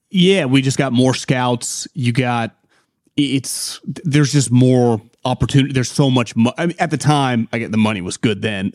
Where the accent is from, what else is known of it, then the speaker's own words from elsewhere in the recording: Davis, California, United States; I born and raised in Davis